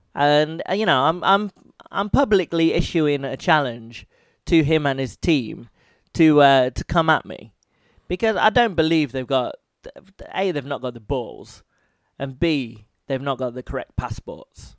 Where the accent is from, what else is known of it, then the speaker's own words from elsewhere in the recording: United Kingdom; I'm British